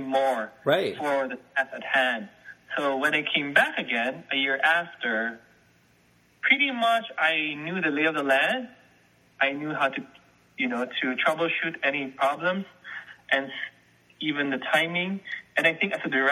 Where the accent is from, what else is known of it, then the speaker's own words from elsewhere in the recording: Manila, Metro Manila, Philippines; moved away; I was born and raised in Manila